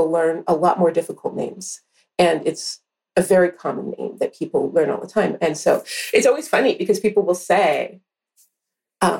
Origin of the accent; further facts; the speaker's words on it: Seattle, Washington, United States; we grew up here in the Seattle area, to be more specific